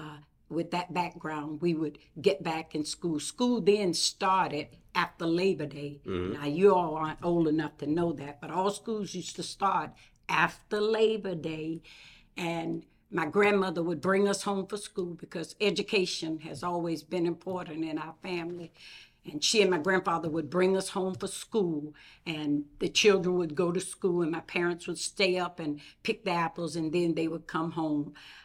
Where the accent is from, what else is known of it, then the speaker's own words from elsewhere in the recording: Putnam County, Florida, United States; also born or lived in New Jersey; I am a product of Putnam County, not the district's product of Putnam, but I was born in New Jersey, but I was conceived in Florida. My parents are migrant workers, and so during the time that I was to be born, we were in New Jersey harvesting potatoes